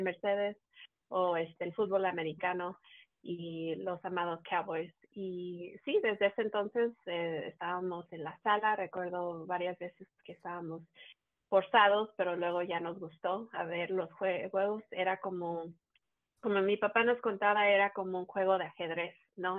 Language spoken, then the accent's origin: Spanish; Mexico; uno siendo mexicano